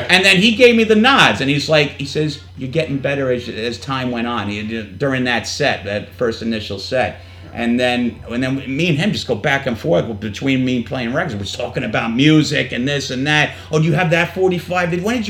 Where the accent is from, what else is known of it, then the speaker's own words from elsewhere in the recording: New York, United States; accent: New York; Even though I don't sound like it because I'm from New York, the accent creeps in every once in a blue moon.